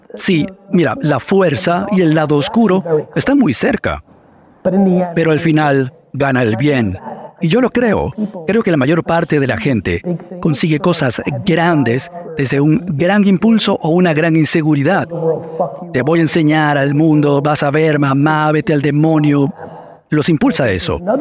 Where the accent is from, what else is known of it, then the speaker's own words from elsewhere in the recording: Edison, New Jersey, United States; also born or lived in Soviet Union; Porque no fue solo Tamara, fueron las calles de Edison, New Jersey